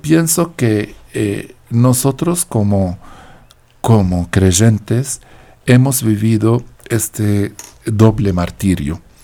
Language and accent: Spanish; Deir el Qamar, Mount Lebanon, Lebanon; now in Colombia; Yo vengo de un pueblo, se llama Deir el Kamar